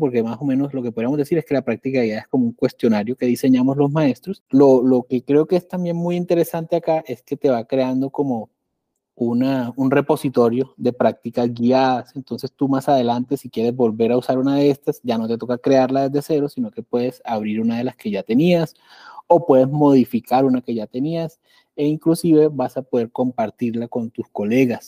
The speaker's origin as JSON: {"language": "Spanish", "country": "Colombia", "said": "yo soy de Colombia"}